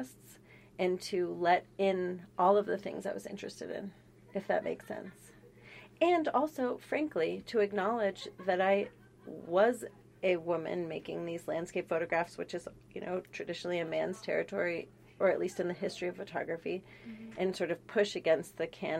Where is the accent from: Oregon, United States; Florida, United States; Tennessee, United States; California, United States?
California, United States; San Francisco; I grew up in San Francisco